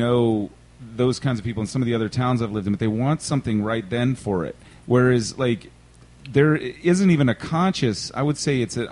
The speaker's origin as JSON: {"language": "English", "town": "Richmond", "region": "Virginia", "country": "United States", "tie": "born or raised there", "said": "I grew up in Church Hill, and then my mom sends me to private school"}